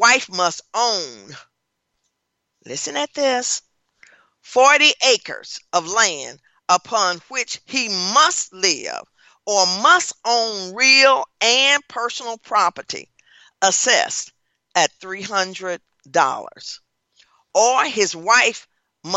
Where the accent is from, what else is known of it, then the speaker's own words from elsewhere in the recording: Tennessee, United States; now in Baton Rouge, United States; I was born in Tennessee and raised in Tennessee and live now in Louisiana